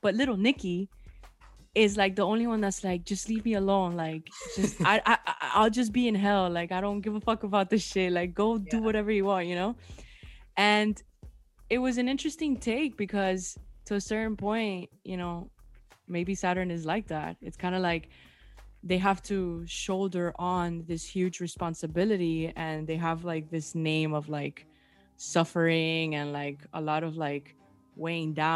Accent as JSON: {"language": "English", "country": "Cuba", "tie": "born or raised there", "moved": "yes", "lives_now": "United States", "said": "when I came from Cuba, it was a different culture for me"}